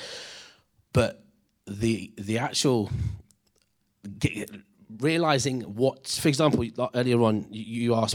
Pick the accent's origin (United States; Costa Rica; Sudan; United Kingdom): United Kingdom; Leicester, East Midlands; I'm an Indian lad from Leicester